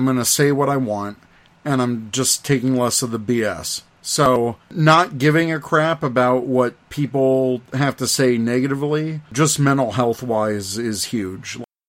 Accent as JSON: {"language": "English", "region": "the South", "country": "United States", "tie": "born or raised there", "said": "Well, look, I grew up in the South. Ketchup was fine on a hot dog."}